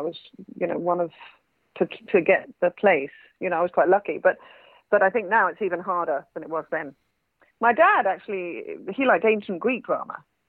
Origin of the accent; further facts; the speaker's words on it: Manchester, North West England, United Kingdom; I don't sound particularly northern, but actually I was born in Manchester. My parents aren't Mancunians either, but my father got a job at Manchester University and I was brought up in Manchester, in Cheshire.